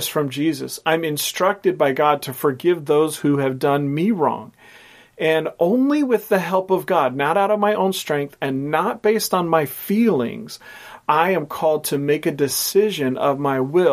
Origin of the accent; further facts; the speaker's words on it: Portland, United States; growing up in Portland